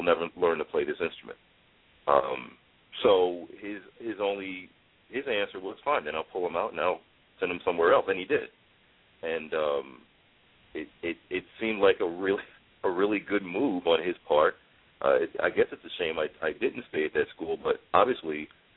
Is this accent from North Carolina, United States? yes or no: no; New York City, New York, United States; kid like me growing up in the Bronx